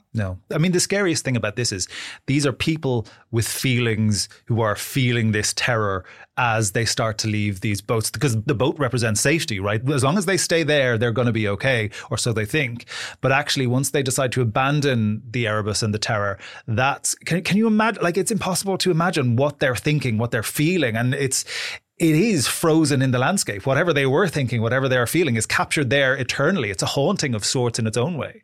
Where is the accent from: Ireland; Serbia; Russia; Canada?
Ireland; I'm Irish